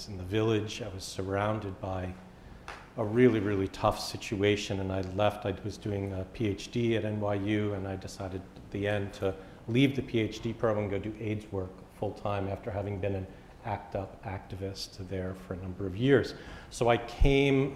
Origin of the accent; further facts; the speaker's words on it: New York City, New York, United States; I grew up also in Brooklyn